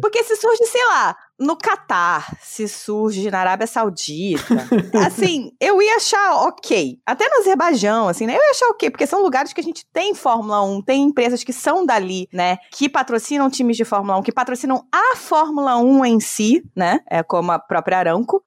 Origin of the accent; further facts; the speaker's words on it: Brazil; eu sou brasileira